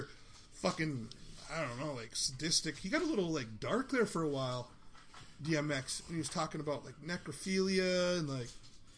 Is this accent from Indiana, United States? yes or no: no; Minot, North Dakota, United States; moved away; So I'm from Minot.